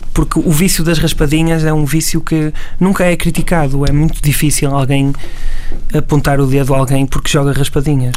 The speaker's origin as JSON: {"language": "Portuguese", "town": "Vila Nova de Gaia", "region": "Porto District", "country": "Portugal", "tie": "born or raised there", "said": "eu cresci aqui neste ambiente"}